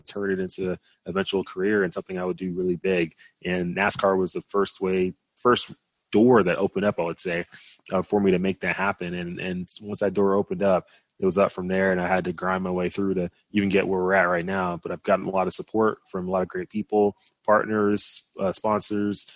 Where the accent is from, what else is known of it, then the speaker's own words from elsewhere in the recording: Dallas, Texas, United States; moved away as an adult; originally I'm from Dallas, Texas. Both of my parents immigrated from Nigeria to the U.S. before, settling in Dallas. And, you know, growing up there